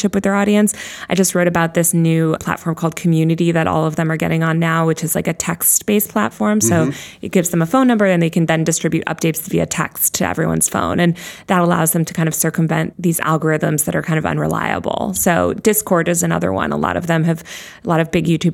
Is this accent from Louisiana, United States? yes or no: no; New York, United States; I'm a New Yorker.